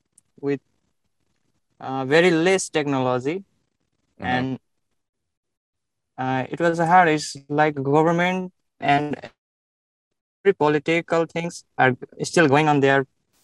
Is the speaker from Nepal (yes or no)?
yes; Bharatpur, Bagmati, Nepal; moved away as an adult; now in Dubai, United Arab Emirates; I was born in Nepal, yeah.